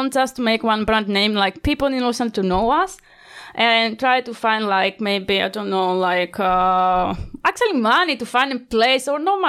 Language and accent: English; Italy; English is a second language; I want like to see more stuff because I was from the Italy.